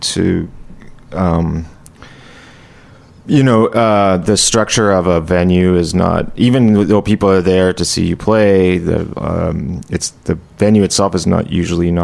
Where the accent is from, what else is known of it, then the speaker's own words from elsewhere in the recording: Ottawa, Ontario, Canada; moved away as an adult; also born or lived in Toronto; I grew up in Ottawa and I lived in Toronto a bit before moving